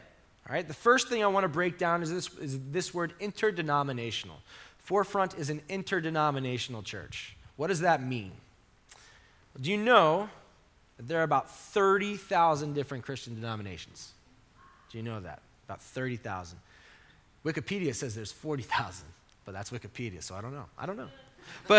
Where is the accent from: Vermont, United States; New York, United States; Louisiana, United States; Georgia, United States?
New York, United States; Long Island; growing up on Long Island